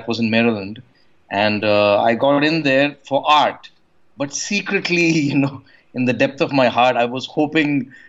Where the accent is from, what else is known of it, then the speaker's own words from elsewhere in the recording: India; I grew up in a very small town in India